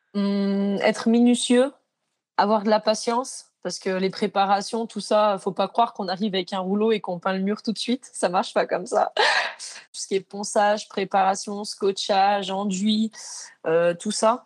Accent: Maurienne, Auvergne-Rhône-Alpes, France; moved away; j'étais de Maurienne à la base, euh, quand j'avais 16 ans, j'ai cherché un apprentissage

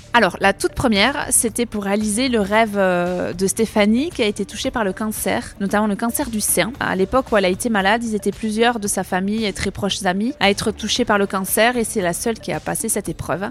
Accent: Capbreton, Nouvelle-Aquitaine, France; on est arrivé en France à Cap-Breton, chez nous

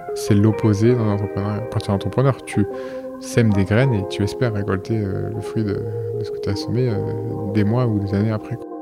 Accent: Marseille, Provence-Alpes-Côte d'Azur, France; je suis marseillais

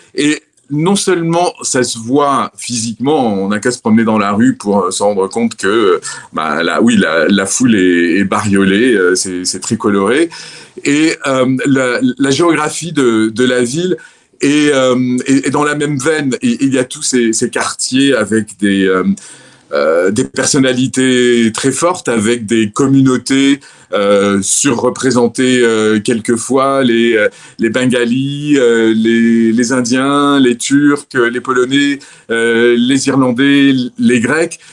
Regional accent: Orange, Provence-Alpes-Côte d'Azur, France; moved away as an adult; now in London, United Kingdom; je suis un méridional, je suis provençal. Ma ville natale, c'est Orange, dans le Vaucluse.

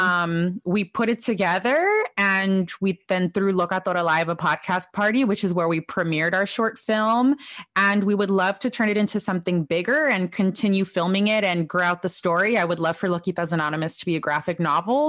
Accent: Los Angeles, California, United States; I'm a pocha from Los Angeles. I don't even know anyone in Mexico. Like, all of my family is in California.

